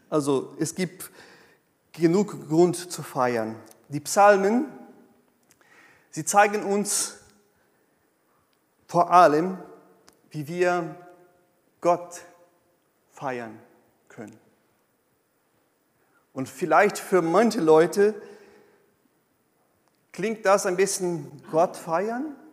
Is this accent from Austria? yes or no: no; South Region, Brazil; now in Germany; Nee. Ich bin aus Südbrasilien und ich bin auch so.